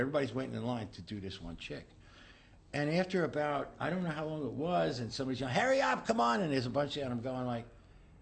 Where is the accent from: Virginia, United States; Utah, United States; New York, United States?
New York, United States; New York City; moved away; also born or lived in Boulder, Colorado; Growing up in Brooklyn